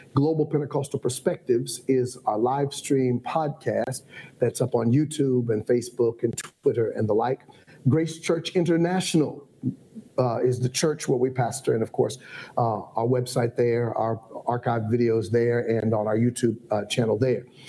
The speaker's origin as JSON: {"language": "English", "region": "Ohio", "country": "United States", "tie": "born or raised there", "moved": "as an adult", "lives_now": "Atlanta, United States", "said": "I was raised in Ohio. How I ended up in Atlanta was Morehouse College"}